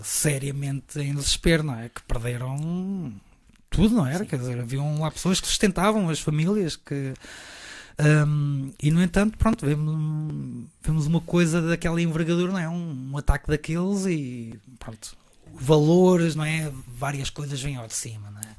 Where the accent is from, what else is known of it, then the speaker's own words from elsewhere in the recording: Rio Maior, Santarém District, Portugal; moved away as an adult; also born or lived in São Jorge de Arroios, Lisbon / Vialonga / Caldas da Rainha / New York; depois fui para Rio Maior. Uh, essa bela localidade onde cresci